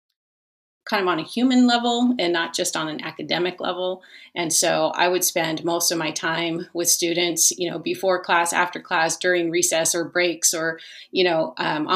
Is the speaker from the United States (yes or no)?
yes; Los Angeles, California, United States; I grew up in the Los Angeles area